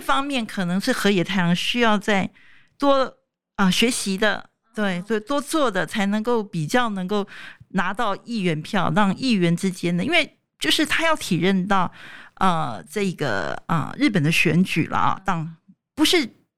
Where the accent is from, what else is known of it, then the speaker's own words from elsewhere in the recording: Taiwan; 我们台湾人